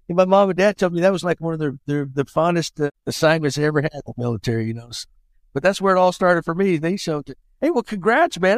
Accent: Texas, United States; I'm a Texan

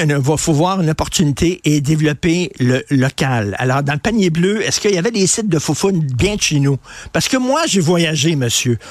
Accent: Montreal, Quebec, Canada; born or raised there

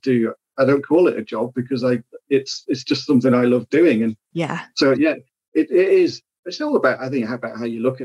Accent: Isle of Man; moved away; I grew up in the Isle of Man

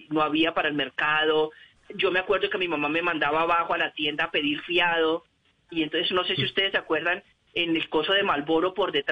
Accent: Venezuela; now in Colombia; nosotros llegamos a, de Venezuela a Cúcuta justamente cuando es la devaluación del Bolívar. Eso fue en el año año 82-83, correcto.

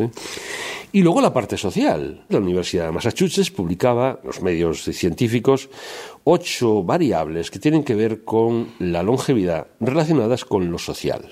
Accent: Spain; como bueno españoles

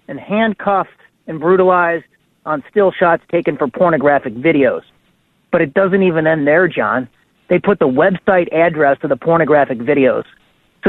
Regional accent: Illinois, United States; I'm from Illinois.

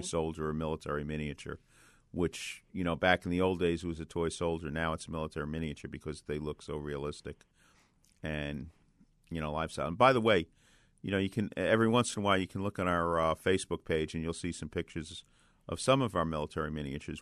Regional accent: New York City, New York, United States; When I was growing up in Bay Ridge

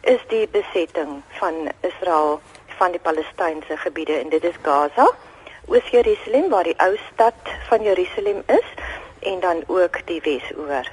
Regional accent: South Africa; ek as 'n post-apartheid Suid-Afrikaner

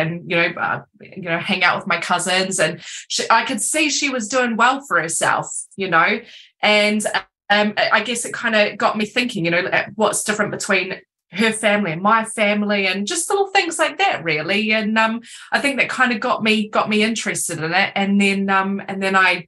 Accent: New Zealand; moved away as an adult; now in Cornwall, United Kingdom; I'm not from England or Cornwall. I'm originally from New Zealand

